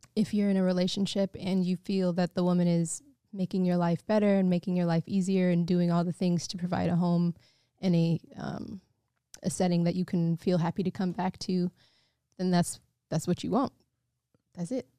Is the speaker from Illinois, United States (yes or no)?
yes; Evanston, Illinois, United States; growing up in Mixed Feet and, you know, North side of Chicago, the suburbs